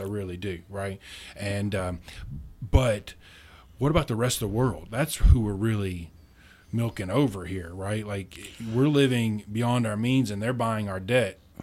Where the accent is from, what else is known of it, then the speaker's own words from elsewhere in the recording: Munfordville, Kentucky, United States; I'm from a small town in Kentucky, uh, right in the center of the state, near Mammoth Cave